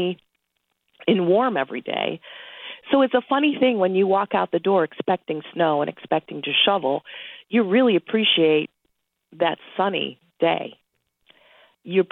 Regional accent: Buffalo, New York, United States; moved away as an adult; also born or lived in Washington, D.C. / St. Louis, Missouri; now in Missouri, United States; I was born in Buffalo, New York, and I'm proud of it.

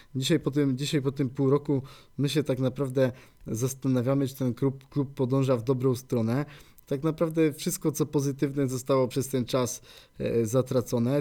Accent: Poznań, Greater Poland, Poland; była wuchta, jak tutaj się mówi u nas w Poznaniu

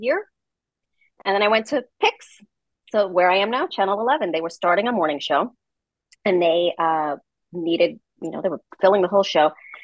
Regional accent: New York City, New York, United States; I'm from the Bronx

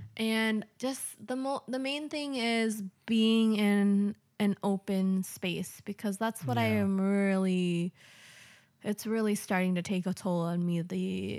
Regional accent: California, United States; to visit my family and have a great time in California, yeah. Meeting up with friends and checking out my hometown.

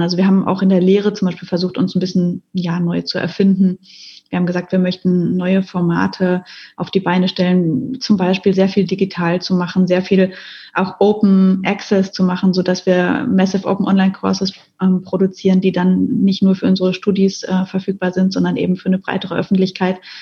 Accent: Ruhr area, North Rhine-Westphalia, Germany; moved away as an adult; now in Mannheim, Germany; ich komme aus dem Ruhrgebiet, also aus einer Region in Deutschland

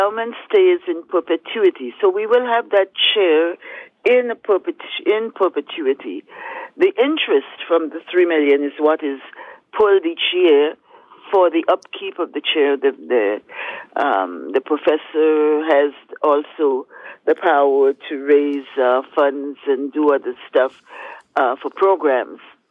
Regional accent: St. George's, Saint George, Grenada; now in Toronto, Canada; we're growing up in Happy Hill, St. George's, Grenada

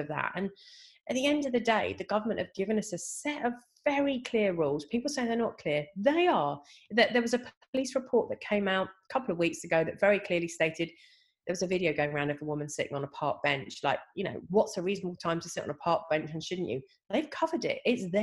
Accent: England, United Kingdom; I'm only second generation English on her side and third generation on the other

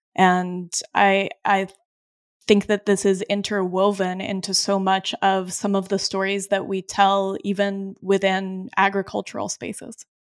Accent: Colorado, United States; now in Vermont, United States; I grew up in Colorado, and when I am in the Rocky Mountain West, that is when I am home. I live now in New York, Vermont

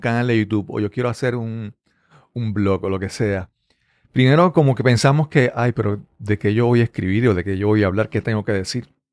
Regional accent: Puerto Rico; accent: Puerto Rican; habla como boricua, habla como, puertorriqueño

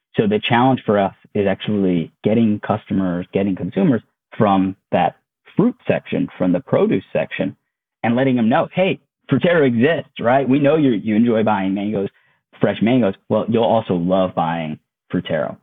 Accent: Connecticut, United States; moved away as an adult; also born or lived in Maryland; I grew up in Connecticut. Uh, my whole family lives there

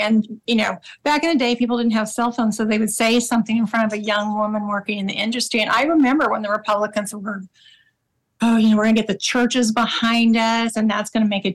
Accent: Oklahoma, United States; I grew up in Oklahoma

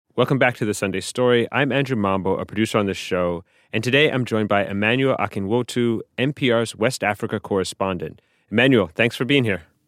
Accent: Montreal, Quebec, Canada; moved away as an adult; also born or lived in Tanzania; I'm from Montreal

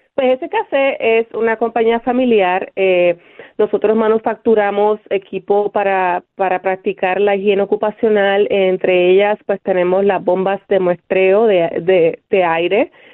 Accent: Bayamón, Puerto Rico; also born or lived in Río Piedras, Puerto Rico; now in Pittsburgh, United States; soy nacida y criada en Bayamón, Puerto Rico.

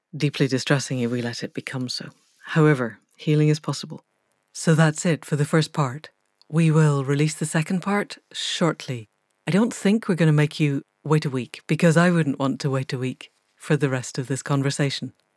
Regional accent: Scotland, United Kingdom; I grew up in Scotland

